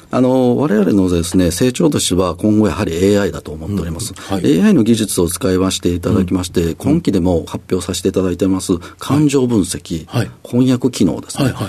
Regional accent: Osaka, Japan

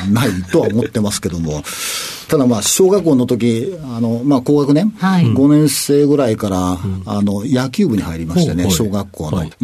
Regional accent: Aichi, Japan; えー、愛知県でございます。

